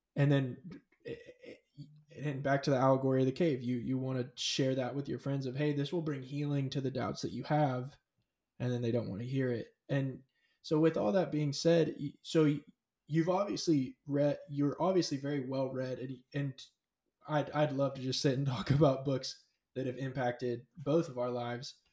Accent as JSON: {"language": "English", "region": "California", "country": "United States", "tie": "born or raised there", "said": "I grew up in California. I was raised in California."}